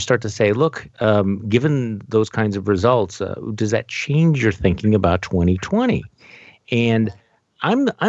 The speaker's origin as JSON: {"language": "English", "region": "Midwest", "country": "United States", "said": "as a Midwesterner"}